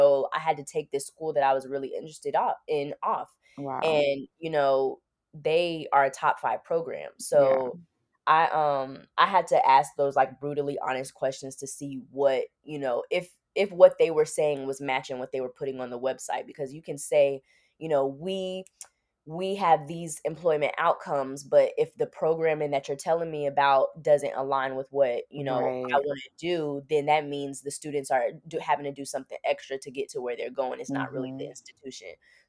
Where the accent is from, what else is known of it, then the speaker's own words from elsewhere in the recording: Miami, Florida, United States; I'm also like from Miami, so I have family in rural areas, but I'm more comfortable around like city life.